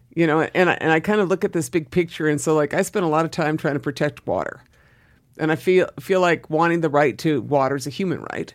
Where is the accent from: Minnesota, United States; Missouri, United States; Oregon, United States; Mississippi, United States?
Oregon, United States; Southern; moved away as an adult; also born or lived in East Los Angeles, California / Boston/Cambridge, Massachusetts; I left Southern Oregon, small town of Southern Oregon, and, and moved to, uh, Boston or Cambridge to go to school